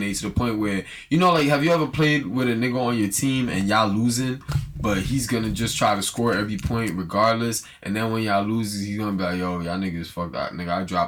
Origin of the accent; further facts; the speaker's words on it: New York, United States; we're really from New York